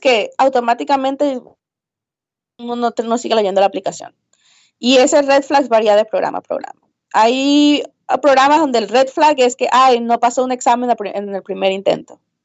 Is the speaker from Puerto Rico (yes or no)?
no; Venezuela; moved away as an adult; also born or lived in Midwest, United States; now in United States; los que somos de Venezuela